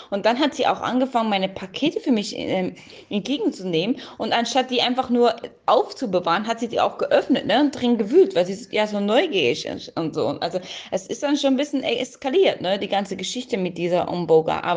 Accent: Germany; now in Switzerland; ich komme aus Deutschland. Ne. Ich wohne jetzt schon seit einiger Zeit hier in der Schweiz.

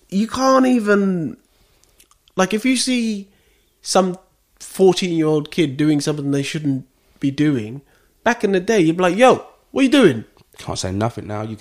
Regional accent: Westcliff-on-Sea, East of England, United Kingdom; I grew up in Westcliff.

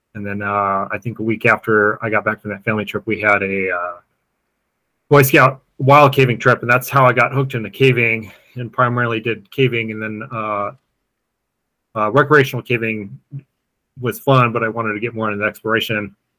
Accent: Colorado, United States; I grew up in uh, Colorado

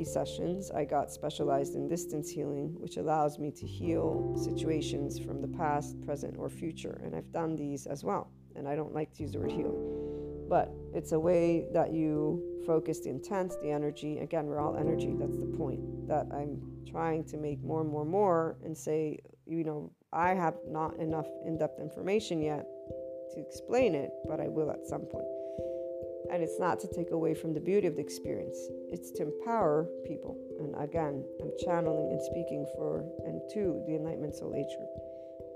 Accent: United States; also born or lived in Naples, Italy; I'm also American, so biculturally speaking

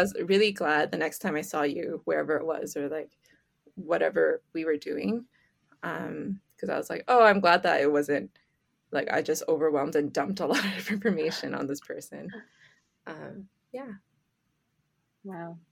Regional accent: Canada; I'm born and raised in Canada

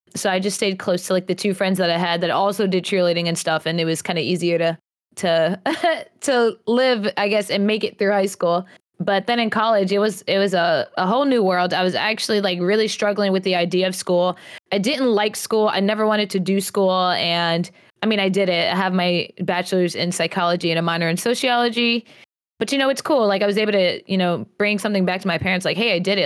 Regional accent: New York, United States; now in North Carolina, United States; I was born in North Carolina and I was actually raised in New York, um, and then we ended up moving back to the South, to North Carolina

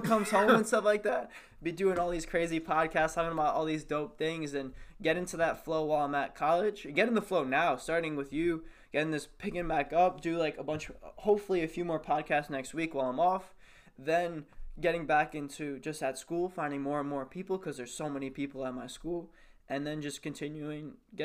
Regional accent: United States; we're all American.

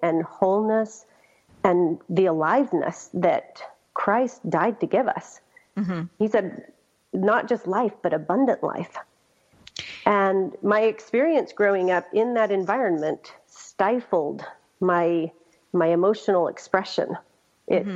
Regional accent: Colonia LeBaron, Chihuahua, Mexico; I was born in Mexico as well, in the colony that was founded by a great-great-grandfather

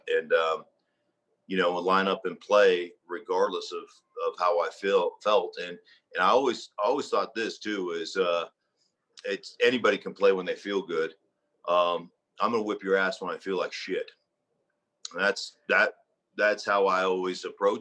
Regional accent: Alaska, United States; moved away as an adult; also born or lived in Idaho; I grew up in Alaska

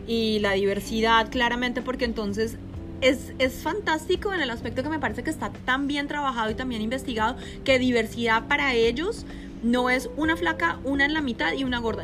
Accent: Colombia; now in Broward County, United States; yo soy colombiana

